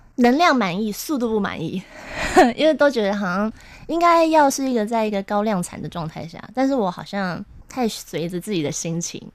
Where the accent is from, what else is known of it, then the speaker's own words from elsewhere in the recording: Taipei, Taiwan; 对，台北人， 一看就知道。 怎么说？ 怎么说？台北小孩啊，因为我是，我是台北老人啊。